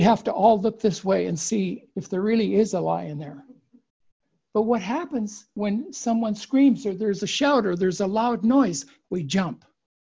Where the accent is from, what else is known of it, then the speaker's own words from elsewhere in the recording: United States; now in Japan; I've become more Japanese than I am American